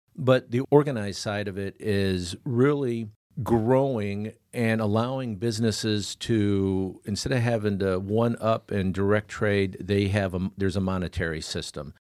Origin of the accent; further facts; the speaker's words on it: Clearwater, Florida, United States; also born or lived in Riverview, Michigan; grew up over in Clearwater